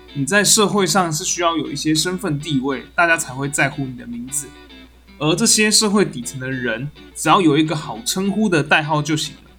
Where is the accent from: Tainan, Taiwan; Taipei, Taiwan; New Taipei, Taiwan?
Tainan, Taiwan; rural; 我是一个在台南乡下长大的小孩